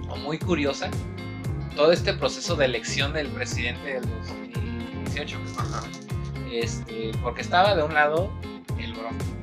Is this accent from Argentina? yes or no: no; Tepito, Mexico City, Mexico; Soy de soy de Tepito.